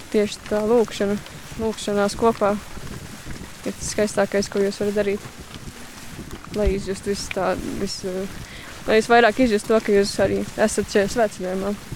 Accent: Aizpute, South Kurzeme Municipality, Latvia; also born or lived in Liepāja; no aizpūtas mācos uh, Liepājā

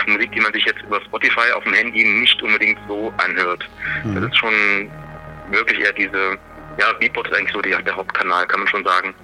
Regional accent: Leipzig, Saxony, Germany; Leipzig, wo ich herkomme

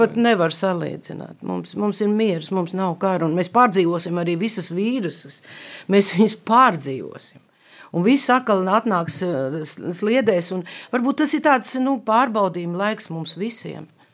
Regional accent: Skrīveri, Vidzeme, Latvia; also born or lived in Latgale; es piedzimu skrīveros

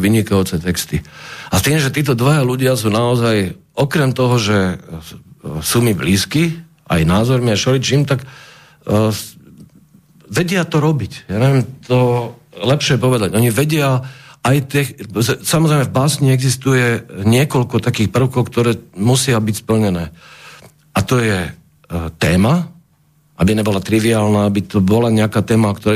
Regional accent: Bratislava, Bratislava Region, Slovakia; som z Bratislavy

